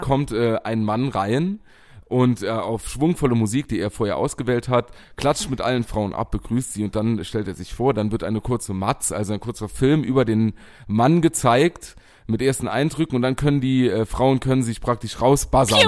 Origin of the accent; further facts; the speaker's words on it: Bachem, Saarland, Germany; durch Pachten mein Heimatort.